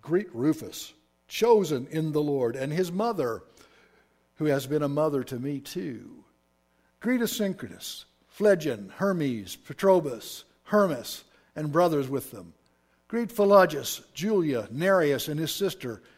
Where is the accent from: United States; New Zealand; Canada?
United States; Oklahoma; when I was raised in Oklahoma, that's where I'm from, I was raised in polite Southern society